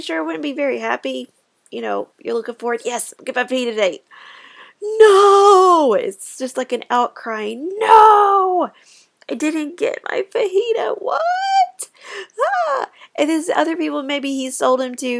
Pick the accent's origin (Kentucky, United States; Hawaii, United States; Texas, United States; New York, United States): Kentucky, United States; I am from Kentucky